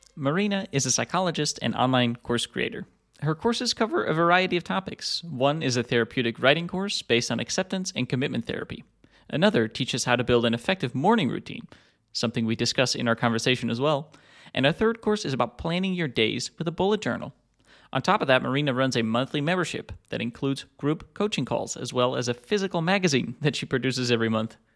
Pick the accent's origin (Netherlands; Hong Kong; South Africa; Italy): Netherlands; I'm from the Netherlands, I'm Dutch